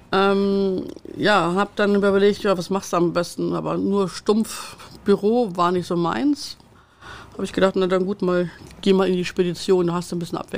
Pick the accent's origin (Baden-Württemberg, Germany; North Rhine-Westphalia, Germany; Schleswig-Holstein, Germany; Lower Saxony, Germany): Lower Saxony, Germany; Wolfsburg; now in Hamburg, Germany; Tatsächlich in Wolfsburg aufgewachsen und äh, bin dann 91, ich sag mal geflüchtet mehr oder weniger. Oder nein, sagen wir mal der Liebe wegen.